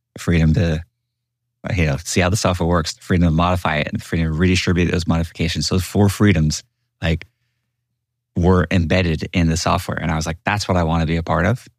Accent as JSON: {"language": "English", "town": "Houston", "region": "Texas", "country": "United States", "tie": "born or raised there", "said": "I am a boy from Houston, Texas"}